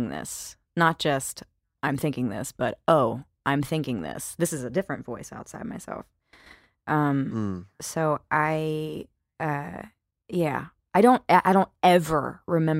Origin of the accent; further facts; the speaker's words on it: Mississippi, United States; I am from Mississippi and I was raised to be generous and hospitable